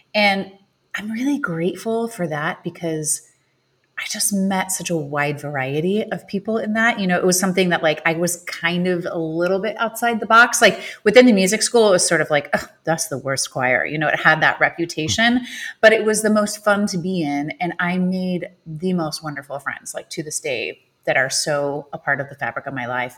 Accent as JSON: {"language": "English", "region": "Illinois", "country": "United States", "tie": "born or raised there", "said": "I grew up in Illinois"}